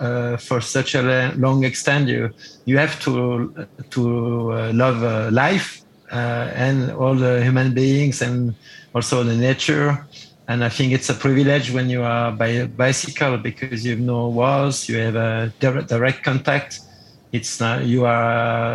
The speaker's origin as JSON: {"language": "English", "region": "Geneva", "country": "Switzerland", "tie": "born or raised there", "second_language": "English", "said": "I started in my hometown in Geneva, Switzerland"}